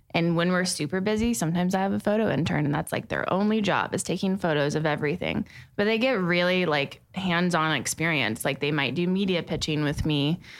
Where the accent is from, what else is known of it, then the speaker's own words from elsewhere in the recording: Plano, Texas, United States; also born or lived in Austin, Texas; now in Dallas, United States; growing up in Plano